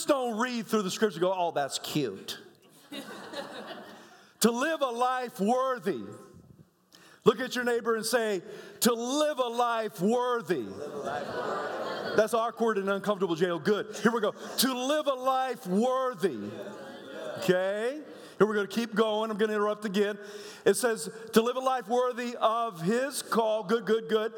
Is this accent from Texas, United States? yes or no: no; South Carolina, United States; moved away; I was born in South Carolina and moved away from there, moved back when I was 8 years old